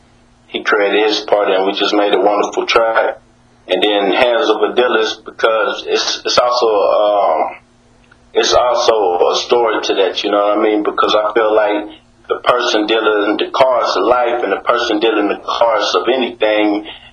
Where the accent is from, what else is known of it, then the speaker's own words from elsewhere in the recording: Houston, Texas, United States; I come from the Southwest Houston, Texas, A-Leaf, so they call it Apple City, you know what I mean?